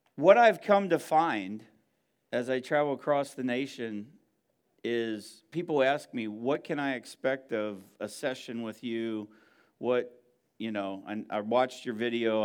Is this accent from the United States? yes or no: yes; Northeast, United States; moved away; I'm from the Northeast